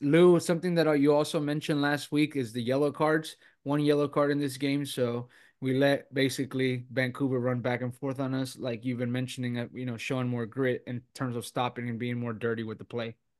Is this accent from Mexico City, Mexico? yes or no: no; Monterrey, Nuevo León, Mexico; moved away; the importance that it has for me uh, being my hometown